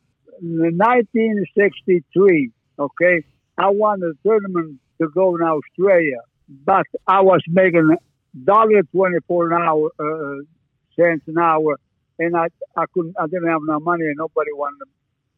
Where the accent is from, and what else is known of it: Italy; born or raised there; moved away as an adult; also born or lived in Canada